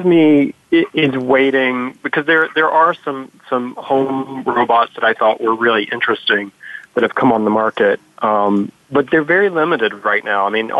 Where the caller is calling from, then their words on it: New York City, New York, United States; So I'm calling you from New York City, over on the west side in New York